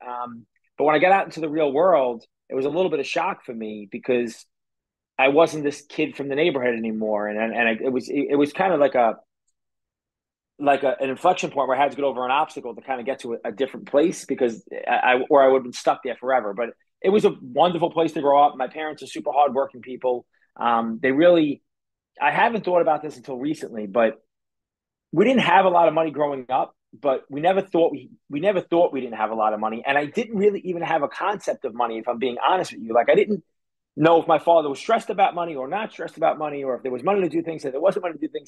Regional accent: New York City, New York, United States; also born or lived in Staten Island, New York / New Jersey; when I was 14, we moved from Brooklyn to Staten Island

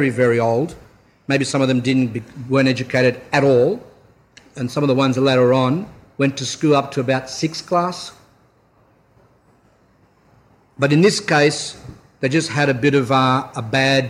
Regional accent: Australia; we're Australian

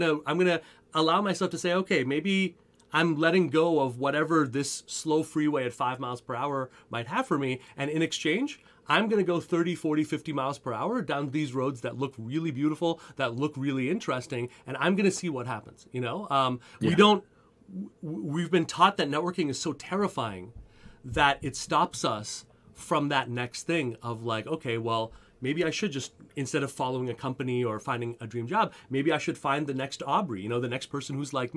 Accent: Montreal, Quebec, Canada; I grew up in Montreal

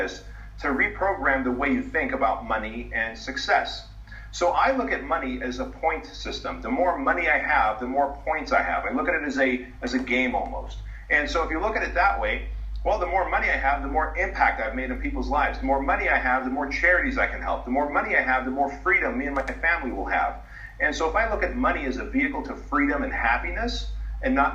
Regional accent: United States; also born or lived in a communist country; I was 6 years old when we came to the United States in 1980

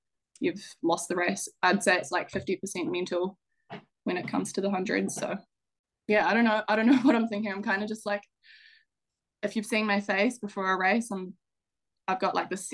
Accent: Stratford, Taranaki, New Zealand; also born or lived in New Plymouth; I grew up in Stratford of Taranaki, which is a small little rural town in central Taranaki.

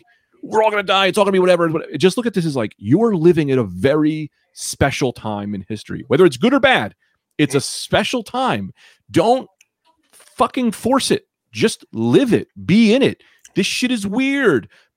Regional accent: New Jersey, United States; I'm from Jersey.

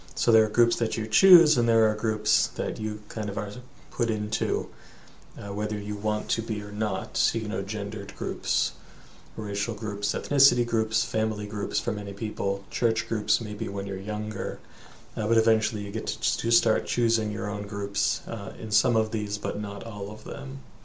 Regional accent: United States; also born or lived in Japan; you and I, we're Americans

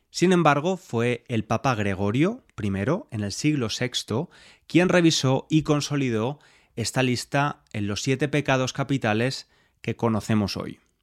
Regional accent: Spain; soy español y me crié bajo esta religión

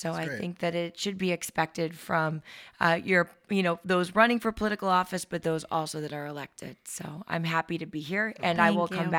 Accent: San Diego, California, United States; born there; So I was born in San Diego, and my mom was divorced by the time I was five.

